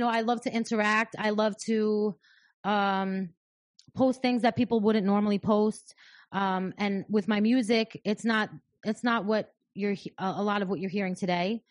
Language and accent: English; New York, United States; I'm, I'm from New York, but I don't live here